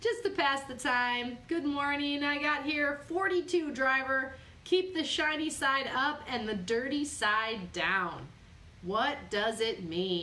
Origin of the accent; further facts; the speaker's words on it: Midwest, United States; I am from the Midwest